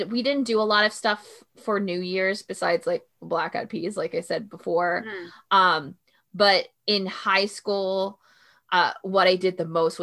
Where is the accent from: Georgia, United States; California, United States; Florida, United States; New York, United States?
Florida, United States; now in Kentucky, United States; I'm from Florida